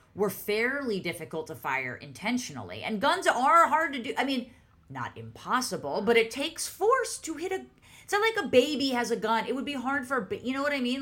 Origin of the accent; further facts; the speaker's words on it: New York, United States; I'm a New Yorker